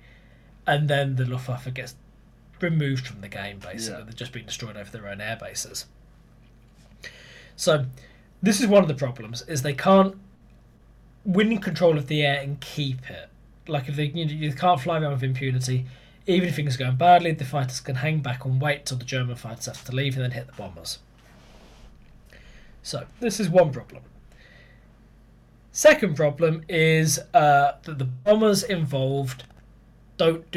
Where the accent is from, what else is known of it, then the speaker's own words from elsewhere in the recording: Birmingham, West Midlands, United Kingdom; we're from Birmingham.